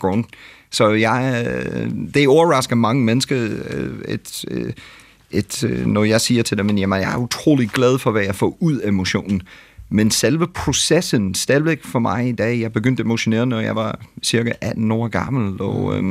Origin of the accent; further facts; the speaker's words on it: United States; Danish is a second language; now in Denmark; jeg kommer fra USA